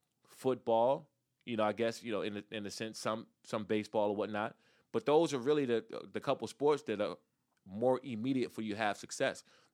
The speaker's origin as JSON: {"language": "English", "region": "Maryland", "country": "United States", "tie": "born or raised there", "also_born_or_lived": "Washington, D.C.", "said": "Take a kid back from where I grew up in Prince George's County, Maryland, or in the Washington, D.C. area"}